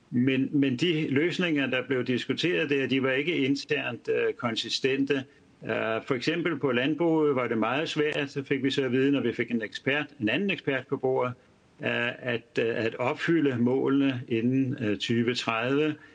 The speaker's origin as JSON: {"language": "Danish", "area": "North Zealand", "region": "Capital Region of Denmark", "country": "Denmark", "said": "jeg kommer fra Nordsjælland"}